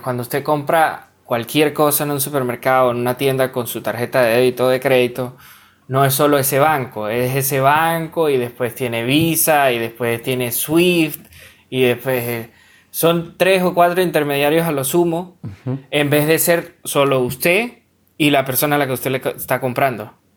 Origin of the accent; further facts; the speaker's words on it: Venezuela; soy venezolano